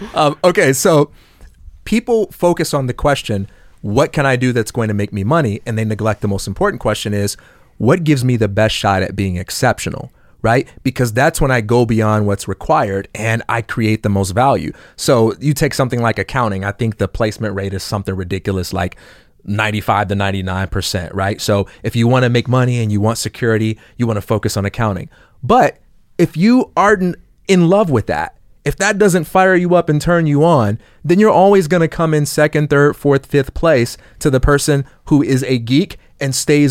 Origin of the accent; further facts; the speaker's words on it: Chicago, Illinois, United States; I'm from Chicago. I'm a Michael Jordan guy.